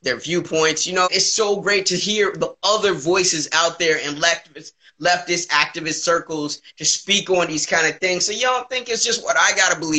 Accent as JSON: {"language": "English", "region": "the South", "country": "United States", "said": "I'm a Southerner"}